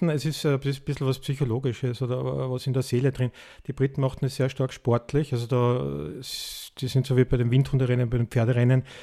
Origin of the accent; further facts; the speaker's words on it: Tyrol, Austria; also born or lived in United States; ich bin übrigens in, in, in Amerika geboren und in Tirol aufgewachsen, so. Ja. Also mein, mein Dialekt ist etwas ähm, wenig nur mehr vorhanden.